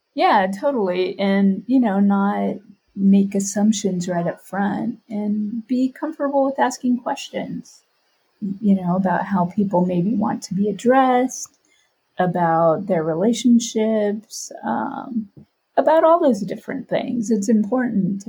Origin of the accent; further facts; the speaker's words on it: Oakland, California, United States; I am from Oakland, California